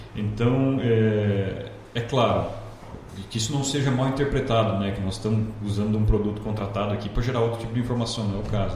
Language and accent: Portuguese; Londrina, Paraná, Brazil; moved away as an adult; also born or lived in Primavera do Leste, Mato Grosso; now in Lucas do Rio Verde, Brazil; numa cidade do interior do noroeste do Paraná chamada Paranavaí. Mudei de lá muito cedo, né? É, fiz a vida em Londrina, vida pessoal, vida acadêmica, tudo por lá